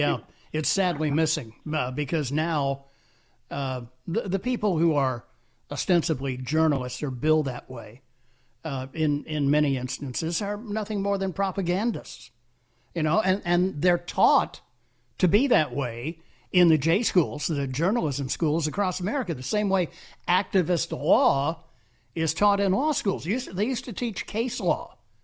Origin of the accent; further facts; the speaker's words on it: Pittsburgh, Pennsylvania, United States; moved away; I grew up in the Berg and was there until 1980